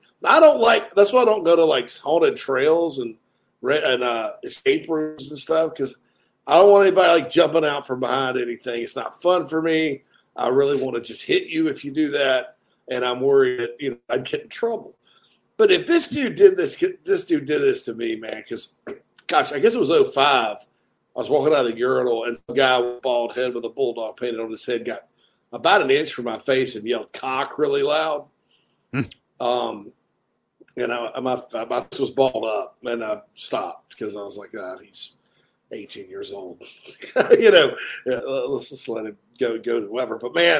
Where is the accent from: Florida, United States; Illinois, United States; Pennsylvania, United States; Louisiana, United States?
Louisiana, United States; I'm from Opelokako, La Force, Louisiana, where we have nice hair down there on the bayou.